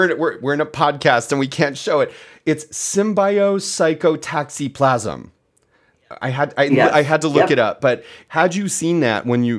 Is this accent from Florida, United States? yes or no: no; Philadelphia, Pennsylvania, United States; I grew up in Philly.